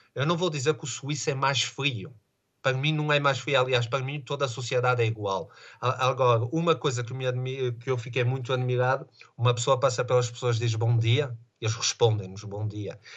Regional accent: Vila Nova de Famalicão, Norte, Portugal; now in Les Diablerets, Switzerland; eu sou de Famalicão

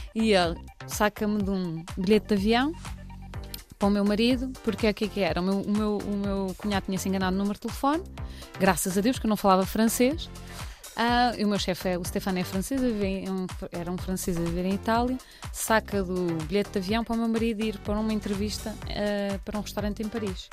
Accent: Cascais, Lisbon, Portugal; moved away as an adult; now in Porto, Portugal; Eu venho de Cascais, eh, nascida e criada em Cascais

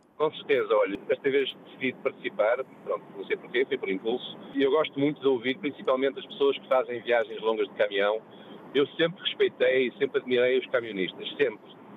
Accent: Porto, Norte, Portugal; moved away as an adult; now in Lisbon, Portugal; que eu sou do Porto, é verdade. Isto é, eu, eu sou um portuense que mora em Lisboa e gosta de Lisboa

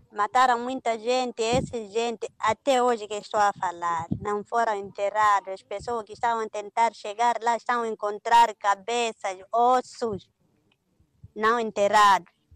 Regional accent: Muidumbe District, Cabo Delgado, Mozambique; also born or lived in Quissanga; no Planalto, na minha zona, no distrito de Midumbe

